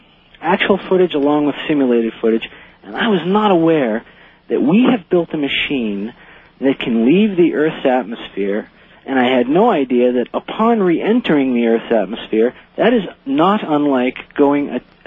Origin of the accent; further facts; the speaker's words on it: Mesa, Arizona, United States; Because I am from Mesa